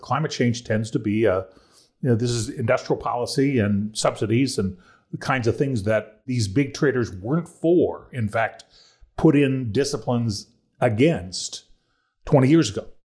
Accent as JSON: {"language": "English", "region": "Ohio", "country": "United States", "moved": "yes", "lives_now": "North Carolina, United States", "said": "I'm from Ohio, and I'm, I'm just a transplant to North Carolina"}